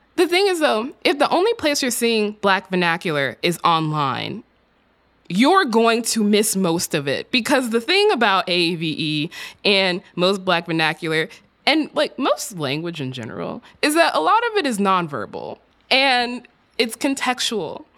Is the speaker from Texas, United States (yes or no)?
yes; Texas, United States; my home state of Texas